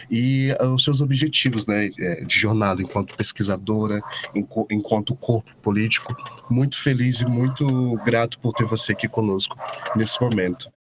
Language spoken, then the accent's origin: Portuguese; Roraima, Brazil; porque eu também sou uma pessoa nortista. Eu vim do extremo norte do país, sou roraimense.